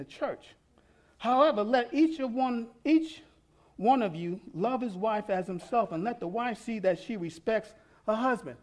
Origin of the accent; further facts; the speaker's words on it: New York City, New York, United States; I'm from New York City. I was raised with everybody